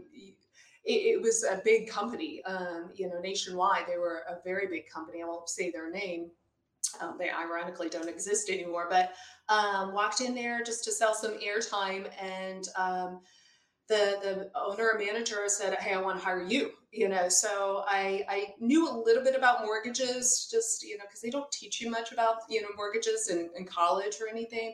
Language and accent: English; Pennsylvania, United States; moved away as an adult; also born or lived in Chicago, United States; now in Midwest, United States; I'm originally from Pennsylvania. And what moved me to the Midwest, which is in the area that I'm at, is I went to grad school in Chicago